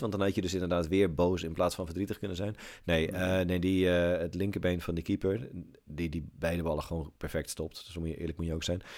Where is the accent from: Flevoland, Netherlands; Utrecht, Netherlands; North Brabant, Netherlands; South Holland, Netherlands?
Flevoland, Netherlands; Almere; moved away; ik kom uit Almere. Ik ben daar eh, geboren en getogen.